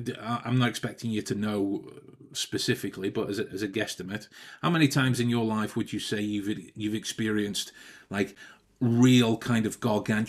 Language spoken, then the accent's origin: English; Stoke-on-Trent, West Midlands, United Kingdom; That's me loathing the fact that I'm from Stoke. And I want to work extra hard to make sure that I don't sound like I'm from there